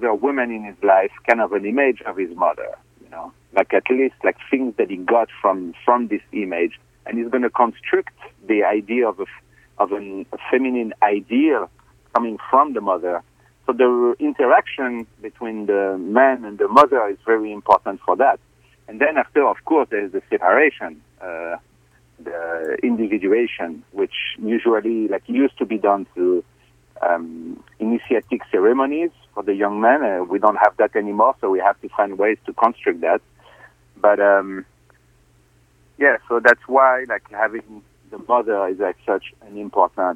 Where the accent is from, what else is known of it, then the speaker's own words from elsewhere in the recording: Fontainebleau, Île-de-France, France; English is a second language; moved away as an adult; also born or lived in Paris; I'm from Fontainebleau